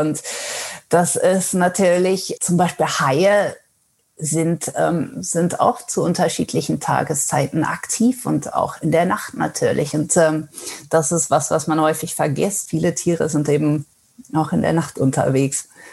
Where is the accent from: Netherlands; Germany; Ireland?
Netherlands; first language German and Dutch; moved away as an adult; now in Gothenburg, Sweden; ich bin eigentlich gebürtig aus Holland